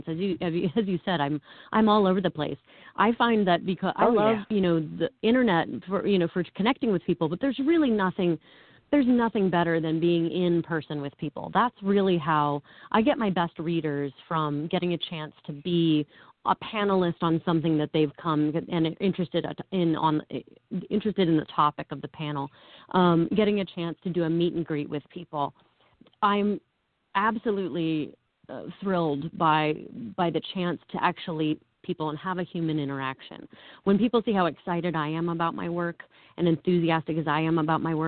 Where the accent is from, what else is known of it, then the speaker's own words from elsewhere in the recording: Ohio, United States; moved away as an adult; now in New York, United States; I was born and raised in Ohio. I've been a New Yorker for 15 years now, but I was born and raised in Ohio.